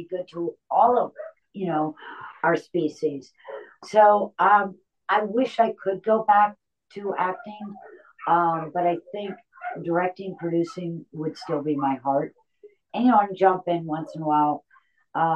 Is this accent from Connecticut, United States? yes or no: yes; Connecticut, United States; I'm from Connecticut